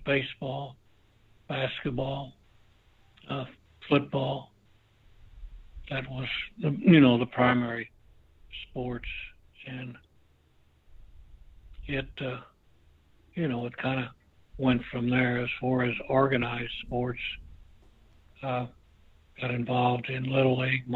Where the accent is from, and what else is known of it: Lagodi, Indiana, United States; born or raised there